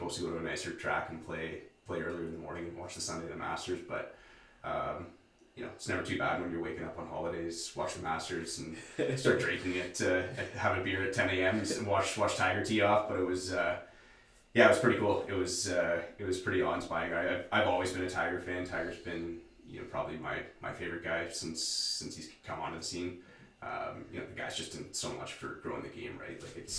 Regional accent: Lively, Ontario, Canada; I'm always quick to remind people I'm not from Sudbury, I'm from Lively. It's one of those Lively boy things, you know?

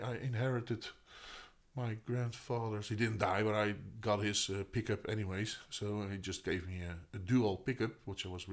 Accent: Noordwijk, South Holland, Netherlands; also born or lived in Voorburg; I grew up in Noordwijk. I lived in Noordwijk. That's where I grew up. I wasn't born there.

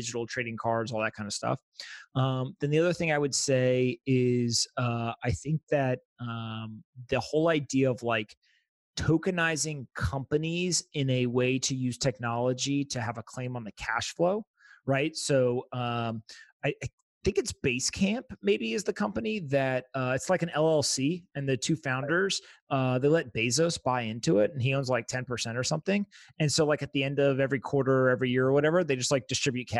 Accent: United States; I'm an American citizen

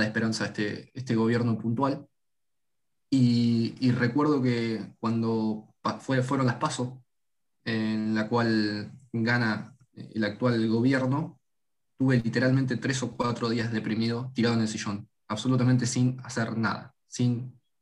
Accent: Argentina; Nacimos acá, eh, o en Latinoamérica en general

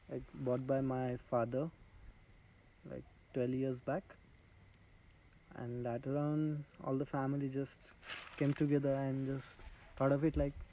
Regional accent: Nashik, Katsurli village, Maharashtra, India; I was born in Nasik, Nasik no. city only. But uh, I grew up in a lot of uh, Adivasi padas. Adivasi is a tribal people.

